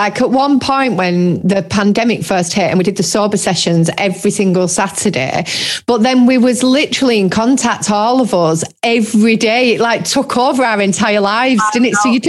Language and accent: English; Lancashire, North West England, United Kingdom; we're definitely still Lancashire.